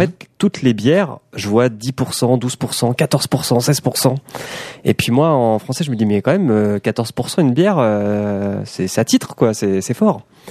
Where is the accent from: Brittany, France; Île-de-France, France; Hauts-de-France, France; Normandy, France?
Normandy, France; Caen; moved away; je suis normand à la base